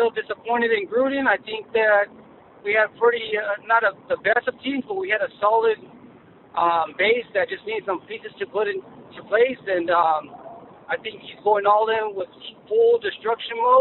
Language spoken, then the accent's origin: English; Southern California, United States; I'm from SoCal